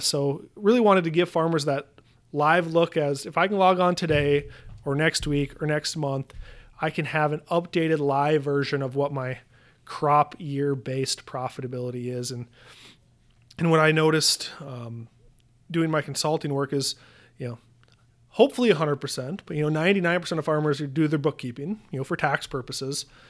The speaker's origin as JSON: {"language": "English", "town": "Williston", "region": "North Dakota", "country": "United States", "tie": "born or raised there", "moved": "as an adult", "said": "I grew up in Williston, North Dakota, so far northwestern North Dakota."}